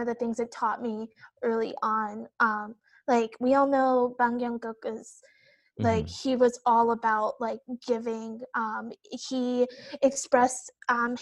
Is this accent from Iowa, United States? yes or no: yes; the Midwest, Iowa, United States; For me, I grew up in the Midwest. I went to school in Iowa, so I'm like the middle of the country